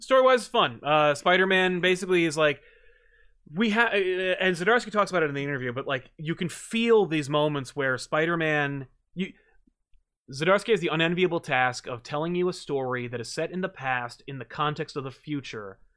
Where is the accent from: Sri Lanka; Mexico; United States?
United States; as an American